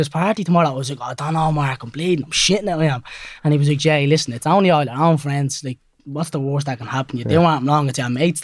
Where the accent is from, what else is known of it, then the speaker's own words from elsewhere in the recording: Dublin, Leinster, Ireland; I'm 19 years of age from Cabra West in Dublin